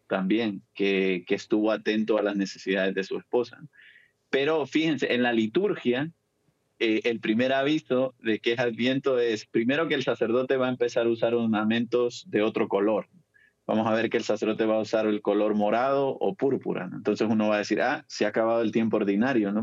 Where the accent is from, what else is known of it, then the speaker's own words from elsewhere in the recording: El Salvador; yo soy salvadoreño